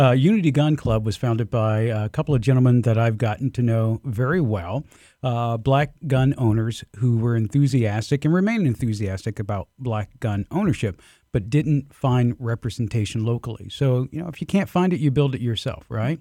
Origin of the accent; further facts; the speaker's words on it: Albany, Georgia, United States; I grew up in the Deep South, um, Southwest Georgia, uh, Albany, in fact